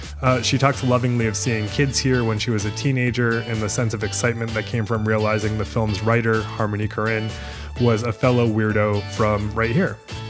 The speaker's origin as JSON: {"language": "English", "region": "Maine", "country": "United States", "tie": "born or raised there", "moved": "yes", "lives_now": "Nashville, United States", "said": "I'm visiting my home state, which is Maine, which is, even in June, crisp and a little cold."}